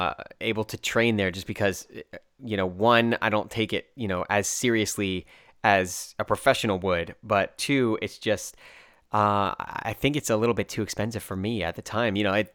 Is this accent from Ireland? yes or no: yes; Dublin, Leinster, Ireland; also born or lived in United States; I said, oh yeah, I'm from Dublin, you know, I was raised here, grew up in Dublin.